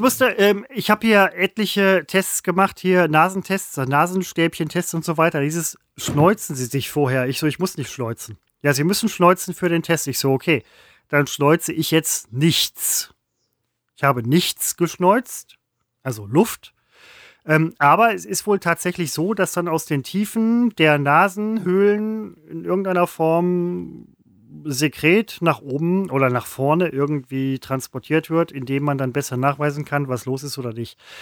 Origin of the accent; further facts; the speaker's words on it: Velbert, North Rhine-Westphalia, Germany; ich komme aus Felber